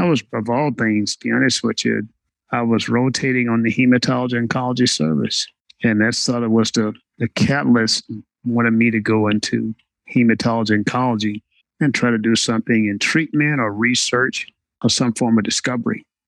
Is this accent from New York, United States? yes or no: no; Westminster, Arkansas, United States; I grew up in Westminster, Arkansas